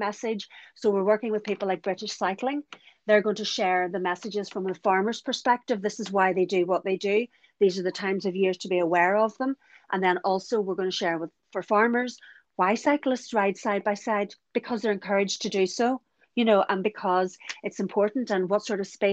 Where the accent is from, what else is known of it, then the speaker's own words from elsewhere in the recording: County Donegal, Ireland; I'm from Donegal and I live about 7 miles from the scene of an accident